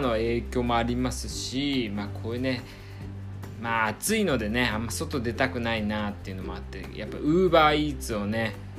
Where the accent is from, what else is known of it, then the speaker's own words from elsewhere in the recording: Iwate, Japan; moved away; 僕のねあの地元の岩手もまあ、もちろんね東北なんで